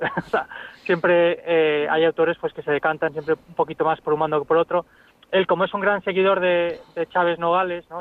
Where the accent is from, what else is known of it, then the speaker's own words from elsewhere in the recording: Ciudad Real, Castilla-La Mancha, Spain; yo también soy de Ciudad Real